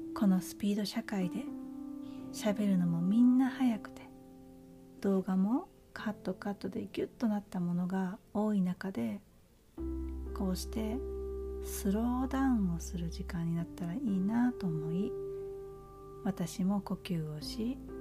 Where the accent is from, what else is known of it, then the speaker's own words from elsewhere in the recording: Japan; moved away as an adult; now in United States; このアメリカっていうえ生まれ育った母国ではないところで、えー、日本に比べたら